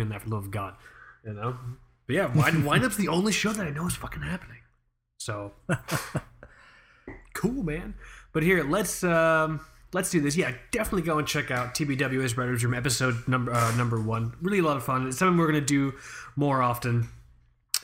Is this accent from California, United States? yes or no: no; Florida, United States; we're from Florida